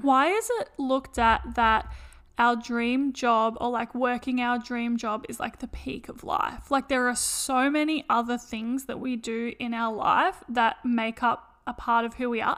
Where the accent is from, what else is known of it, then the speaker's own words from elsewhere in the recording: Australia; we're from Australia